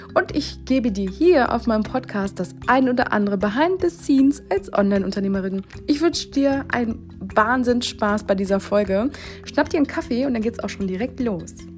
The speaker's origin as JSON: {"language": "German", "country": "Germany", "said": "als Deutscher"}